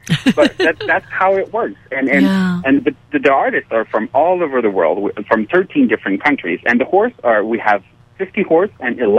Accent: Montreal, Quebec, Canada; So, yes, we're from Montreal in Canada.

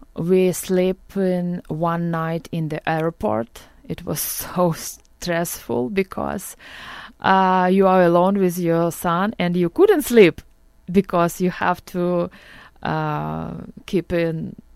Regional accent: Okhtyrka, Sumy Oblast, Ukraine; English is a second language; moved away as an adult; also born or lived in Lviv, Ukraine; now in Orange County, United States; I was born near Kharkiv. It's Ohtyrka near Kharkiv, and I grew up there.

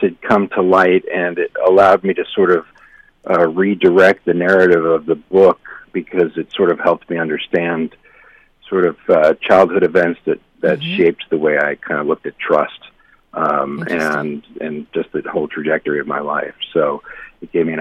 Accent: Arizona, United States; moved away as an adult; also born or lived in Long Island, New York / New York City; now in Seattle, United States; I grew up in Long Island for the first 7 or 8 years of my life, and then moved to Arizona, and I was in Arizona until I graduated from high school or from college

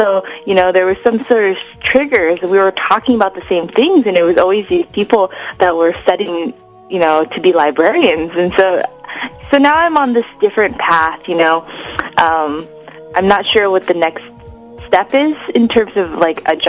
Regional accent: Los Angeles, California, United States; also born or lived in Atlanta, Georgia; I'm Japanese American and I grew up

